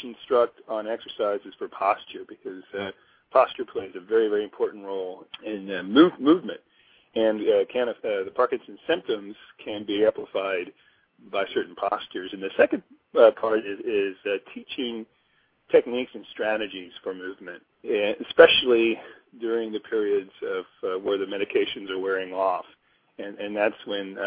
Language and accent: English; Missouri, United States; also born or lived in Chicago; now in Hawaii, United States; I grew up in Missouri